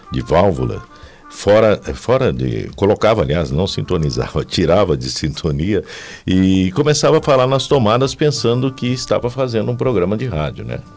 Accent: Águas da Prata, São Paulo, Brazil; moved away as an adult; also born or lived in São João da Boa Vista; vinha de Águas da Prata até a rádio, que era na Praça Rock Fiore na época.

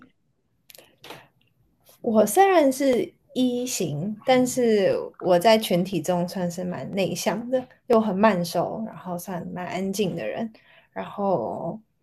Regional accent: Shanghai, China; moved away as an adult; now in New York, United States; 我是上海人

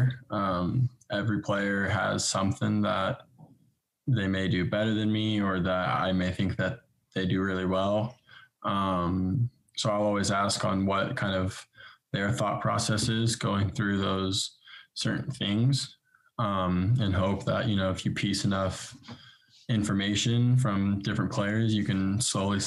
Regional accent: Bakersfield, California, United States; moved away as an adult; also born or lived in Los Angeles, United States / England; now in Kansas City, United States; Started off in Bakersfield

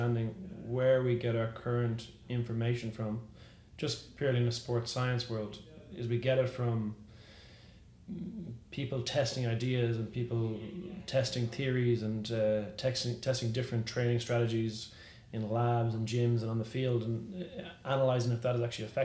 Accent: Ireland; moved away as an adult; also born or lived in Dublin, Ireland; now in San Francisco, United States; growing up in Ireland, is all you wanted to do was to become some sort of athlete

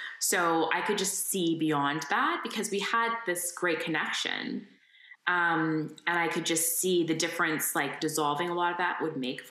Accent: Windsor, Ontario, Canada; born or raised there

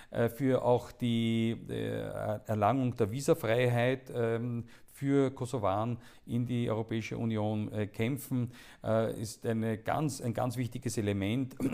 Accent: Austria; Und ich glaube, dass wir äh, als Österreicher und vor allem auch der Bundeskanzler Sebastian Kurz selber da eine sehr wichtige Rolle spielen wird

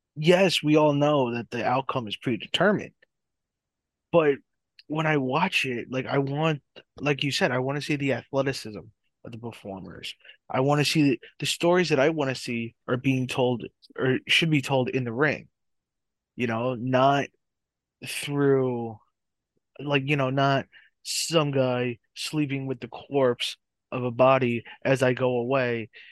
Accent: New Jersey, United States; here in my hometown.

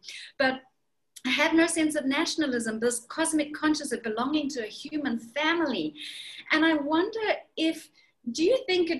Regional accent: Zimbabwe; born there; I was born in Zimbabwe, and I've lived in many countries around the world

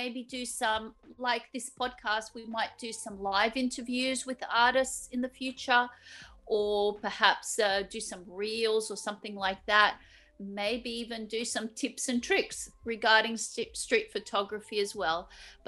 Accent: Australia; moved away as an adult; now in Zagreb, Croatia; I am from Australia originally, so I was born and raised in Australia, and I came to live in Zagreb in 1992

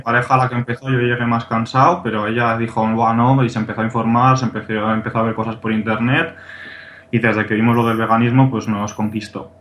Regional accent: Pamplona, Navarre, Spain; yo soy de Pamplona, aquí de, Navarra, España

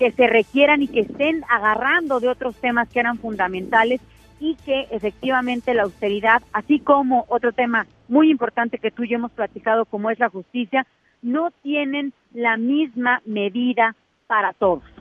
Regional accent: Tamaulipas, Mexico; yo soy de Tamaulipas de un estado fronterizo

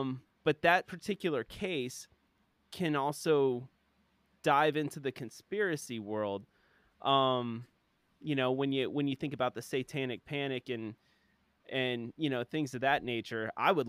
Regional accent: Orlando, Florida, United States; also born or lived in Miami, Florida; I grew up in Florida. I was born in Miami, grew up in Orlando.

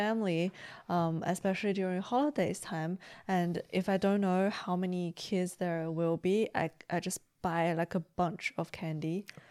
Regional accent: China; moved away; also born or lived in Beijing; growing up in China

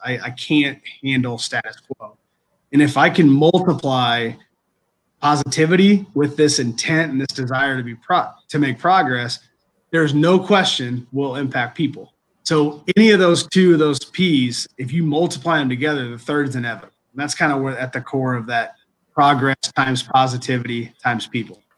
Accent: Indiana, United States; also born or lived in Green Bay, Wisconsin / Kentucky; now in Kenosha, United States; growing up in Indiana, we're all basketball guys

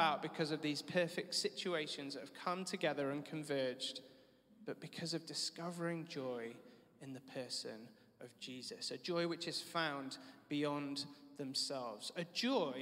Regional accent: United Kingdom; accent: British; my politest British accent

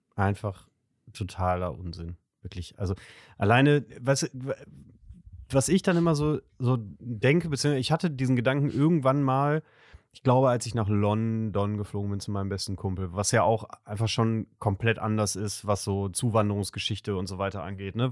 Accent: Gütersloh, North Rhine-Westphalia, Germany; moved away; aus meiner Heimatstadt Gütersloh

